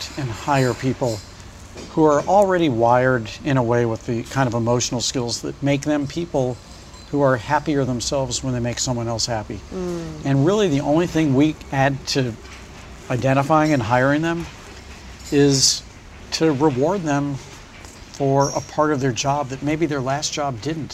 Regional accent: St. Louis, Missouri, United States; moved away as an adult; now in New York, United States; when I grew up in St. Louis.

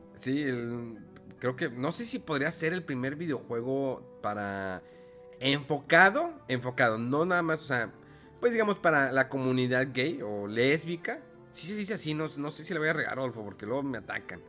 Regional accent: Monterrey, Nuevo León, Mexico; aquí en Monterrey

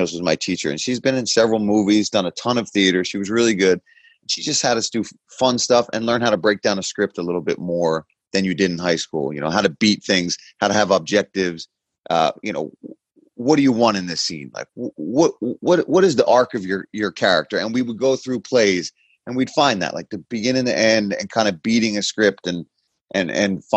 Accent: Philadelphia, Pennsylvania, United States; I was from Philly, right, and grew up in South Philly

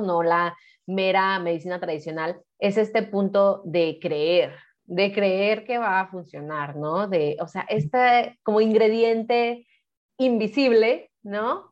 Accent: Mexico; now in Guadalajara, Mexico

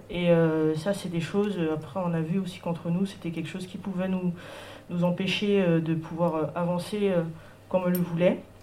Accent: French Guiana; moi je suis une artiste, je viens de Guyane

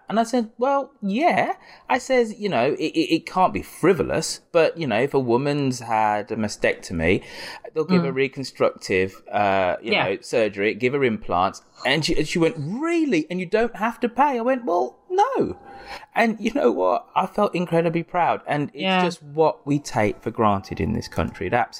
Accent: United Kingdom; It's less a story about implants per se, but about the things that we take for granted being British.

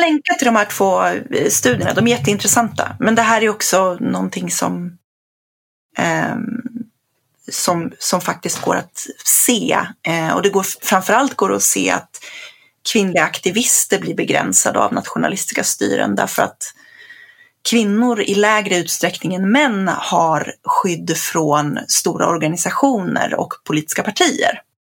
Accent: Sweden; jag som infödd svensk

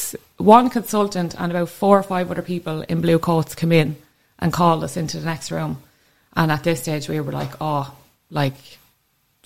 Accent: Kildare, Leinster, Ireland; I come from Kildare.

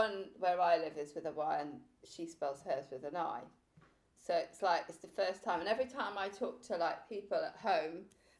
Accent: Pembrokeshire, Wales, United Kingdom; now in London, United Kingdom; I'm born and brought up in Pembrokeshire

